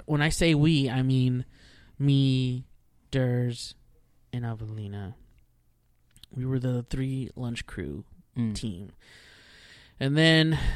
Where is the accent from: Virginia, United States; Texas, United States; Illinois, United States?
Texas, United States; also born or lived in Houston, Texas / Corpus Christi, Texas / Rio Grande Valley, Texas / Dallas, Texas; I was born in Houston, Texas. I pretty much just stayed in Texas the whole time, my whole life